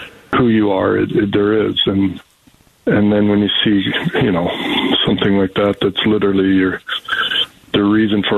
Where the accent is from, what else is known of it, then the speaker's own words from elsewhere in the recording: Canada; as a Canadian